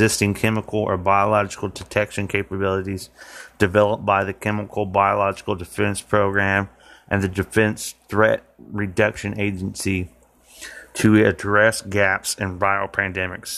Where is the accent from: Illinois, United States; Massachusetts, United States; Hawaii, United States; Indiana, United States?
Indiana, United States; Martinsville; here in my hometown of Martinsville, Indiana